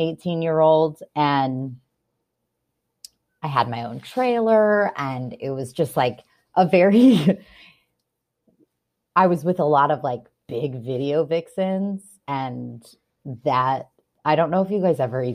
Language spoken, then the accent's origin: English; Orange County, California, United States; I'm born and raised in Orange County